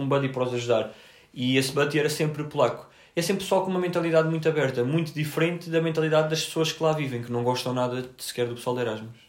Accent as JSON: {"language": "Portuguese", "country": "Portugal", "said": "Eu disse que era de Portugal"}